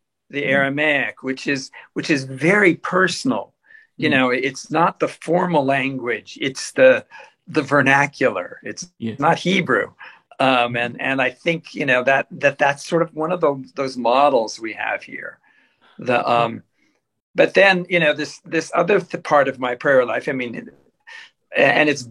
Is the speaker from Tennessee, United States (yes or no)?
no; Southern California, United States; born or raised there